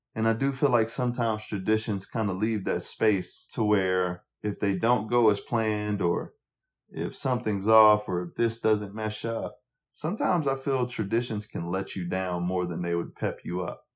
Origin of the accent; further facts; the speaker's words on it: Montgomery, Alabama, United States; as a young black kid growing up in Montgomery